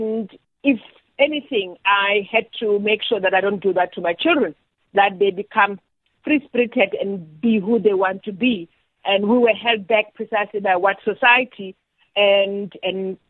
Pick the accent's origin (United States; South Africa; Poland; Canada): South Africa; Welkom, Free State; I grew up in the Free State in Welkom